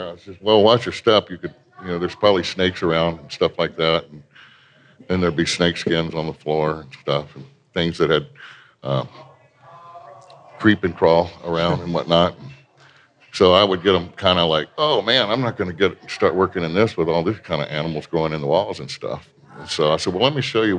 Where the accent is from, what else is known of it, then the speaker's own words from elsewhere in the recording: Virginia, United States; now in Denver, United States; my hometown is like exactly 80 miles from the Key Bridge going into Washington, D.C.